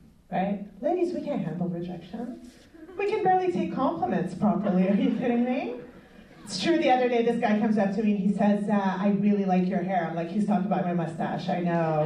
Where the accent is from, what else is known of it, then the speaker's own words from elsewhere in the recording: Montreal, Quebec, Canada; I'm from Montreal